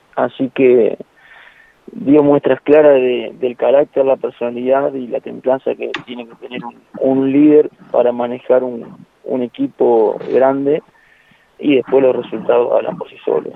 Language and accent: Spanish; Argentina; somos bravos los argentinos